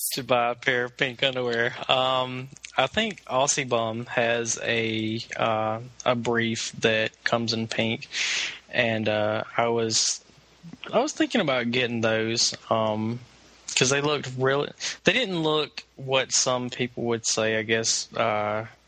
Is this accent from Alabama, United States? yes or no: yes; Southwest Alabama, United States; moved away as an adult; now in Atlanta, United States; I'm originally from Southwest Alabama